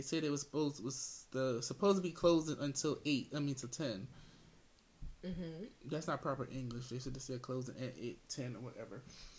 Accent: Las Vegas, Nevada, United States; in the hospitality industry. And I'm from Vegas.

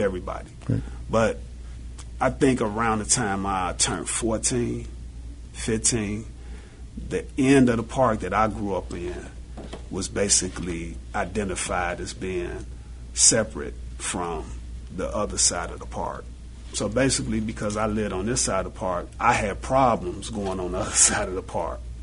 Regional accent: Chicago, Illinois, United States; I grew up in Auburn Gresham.

